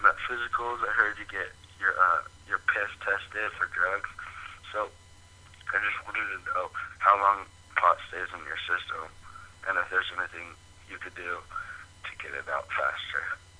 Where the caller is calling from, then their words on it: Alameda, California, United States; from Alameda, and I'm 13.